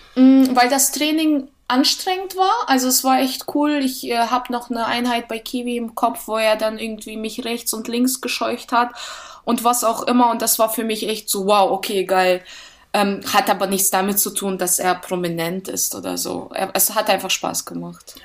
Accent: Russia; moved away; Ich bin in Russland geboren und dort habe ich auch angefangen, Tennis zu spielen

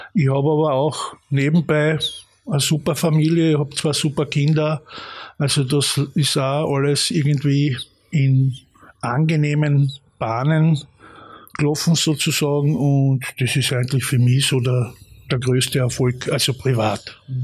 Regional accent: Carinthia, Austria; ich habe dann auch natürlich meine erste Band gehabt in Klagenfurt, ich bin ja Kärntner

